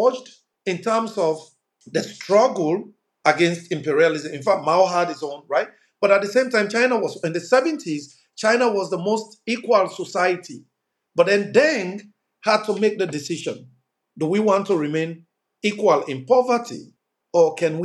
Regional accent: Bo, Southern Province, Sierra Leone; moved away; I was born and raised in Sierra Leone. And in the city that I grew up in, Bo is the second largest city in Sierra Leone after Freetown

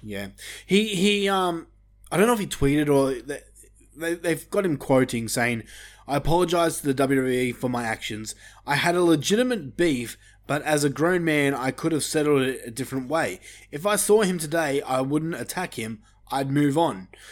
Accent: Australia; We're Australian

